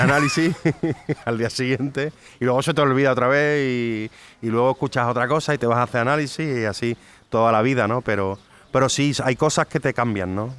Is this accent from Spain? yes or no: yes; Cádiz, Andalusia, Spain; also born or lived in France; Soy gaditano de cojones